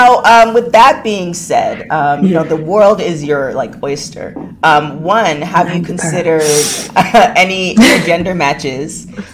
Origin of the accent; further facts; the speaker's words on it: Canada; yes, I'm from Canada. There's no igloos there.